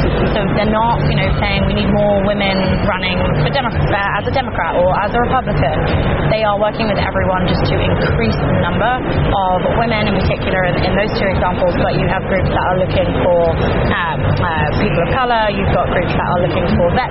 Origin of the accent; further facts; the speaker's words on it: London, United Kingdom; moved away as an adult; also born or lived in Kerry, Ireland / Los Angeles, United States; now in Boston, United States; I am originally from Kerry. I grew up in London, and I moved to Boston 11 years ago now